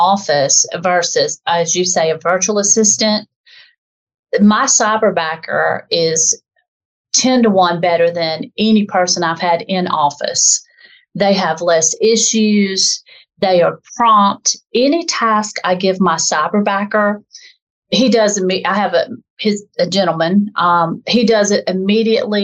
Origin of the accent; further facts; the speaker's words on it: the South, United States; accent: southern; as you can probably tell from my dialect, I'm from the South in a southern part of the United States